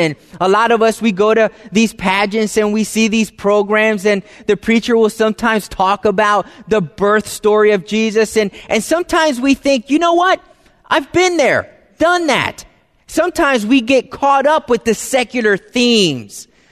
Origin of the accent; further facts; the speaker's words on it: East Coast, United States; I'm from the, you know, East Coast. My family lives in Florida.